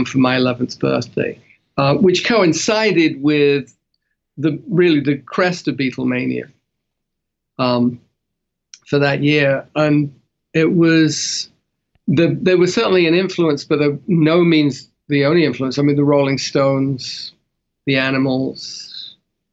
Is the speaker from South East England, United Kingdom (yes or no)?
no; London, United Kingdom; accent: Cockney; now in Los Angeles, United States; I grew up in London, in the East End, which technically makes me a Cockney, but grew up in suburban North London